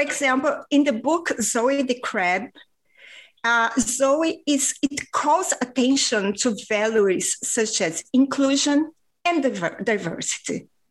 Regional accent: Rio de Janeiro, Brazil; first language Portuguese; English is a second language; now in Spain; I was raised in Rio de Janeiro, Brazil

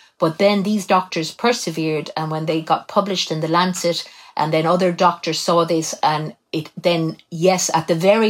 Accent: Cobh, Munster, Ireland; I was born in Cove, County Cork, and I was born in October 1961.

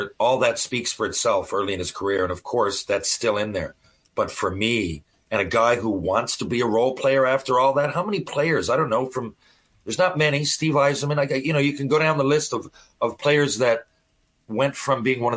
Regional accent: Canada

